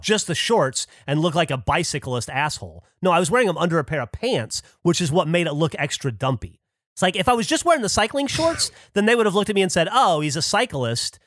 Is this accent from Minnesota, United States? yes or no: no; Alabama, United States; moved away; I grew up in Alabama in a very, like, mechanically minded family